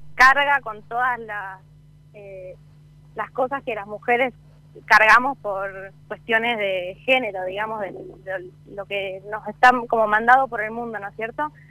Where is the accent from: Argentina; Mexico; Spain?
Argentina; Salta; yo, que soy de Salta